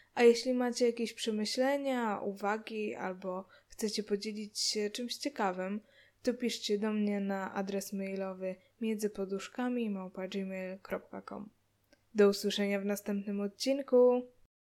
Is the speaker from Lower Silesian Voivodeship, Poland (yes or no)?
no; Łódź, Łódź Voivodeship, Poland; wychowałam się w mieście, mm, chociaż i tak wcześniej się wyprowadziliśmy pod, pod Łódź